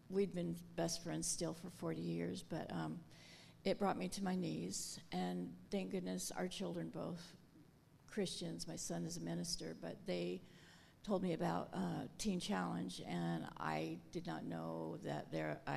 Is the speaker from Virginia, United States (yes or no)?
no; Longview, Washington, United States; I'm from Longview, Washington.